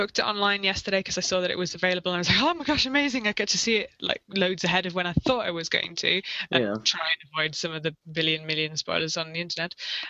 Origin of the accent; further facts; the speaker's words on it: United Kingdom; I'm too British to do that.